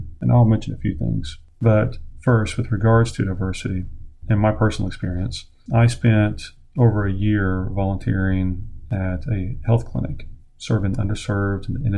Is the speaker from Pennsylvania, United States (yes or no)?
no; Oklahoma, United States; my home state of Oklahoma